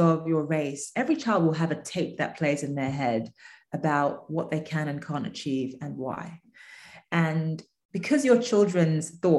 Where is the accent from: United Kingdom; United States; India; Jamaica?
United Kingdom; England; moved away; I grew up in England